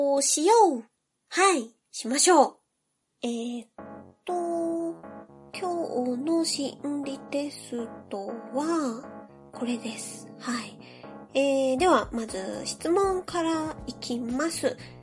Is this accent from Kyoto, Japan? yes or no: no; Yokohama, Kanagawa, Japan; 私ね、喫水の浜っ子なので、横浜生まれの横浜育ちです